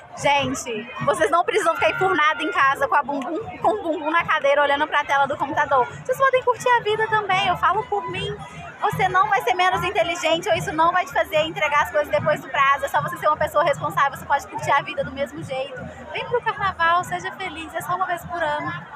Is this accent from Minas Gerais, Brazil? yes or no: yes; interior of Minas Gerais, Brazil; Eu sou do interior aqui de Minas